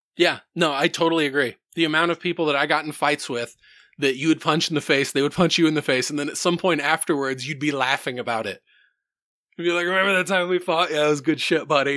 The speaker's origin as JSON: {"language": "English", "town": "Center Point", "region": "Iowa", "country": "United States", "tie": "born or raised there", "said": "I grew up in Center Point, which is like a tiny little fucking small town."}